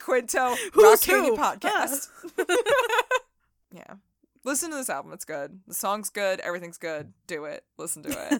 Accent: Rickmansworth, East of England, United Kingdom; I'm from Rickmansworth, England. Yes, I am.

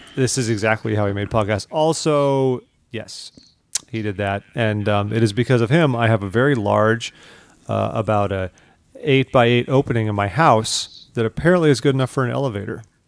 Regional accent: Newport Beach, California, United States; moved away; my hometown, my Newport Beach Temple back home

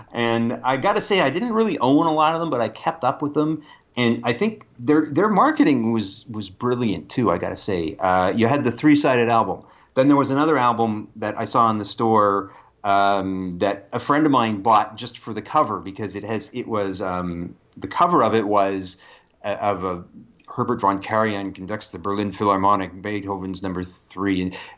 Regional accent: Canada; the first thing you learn as a Canadian actor is lose it.

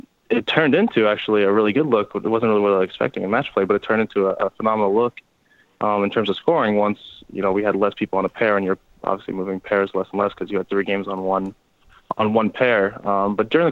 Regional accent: Canada

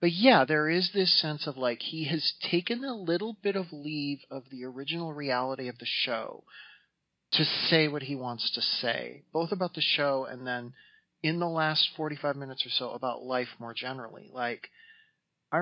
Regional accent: South Dakota, United States; I grew up in South Dakota

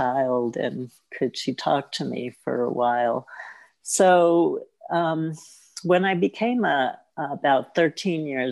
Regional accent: New York City, New York, United States; I grew up, I was born in Brooklyn

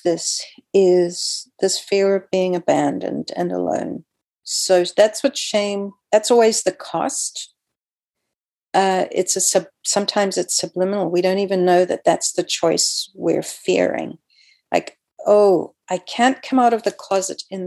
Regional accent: South Africa; moved away as an adult; also born or lived in Canada; I grew up in South Africa and I was virulently anti-apartheid

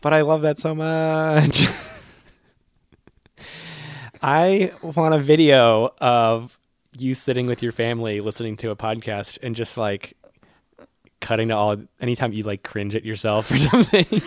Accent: Worcester, Massachusetts, United States; my hometown, Worcester

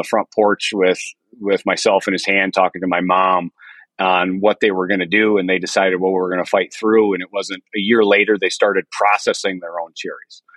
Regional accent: Shelby, Michigan, United States; Born and raised in Shelby, Michigan

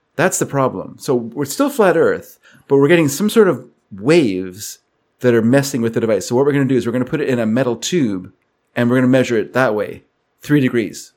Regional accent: United States; moved away; I'm an American

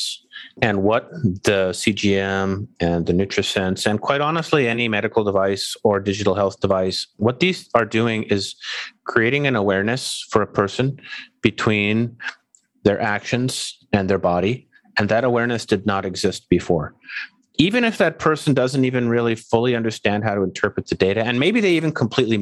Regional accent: Canada; moved away; I'm from Canada. I go home to visit.

